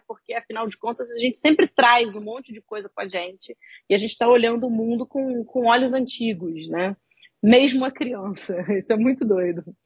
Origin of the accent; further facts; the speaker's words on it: Rio de Janeiro, Brazil; eu sou carioca, vivo no Rio de Janeiro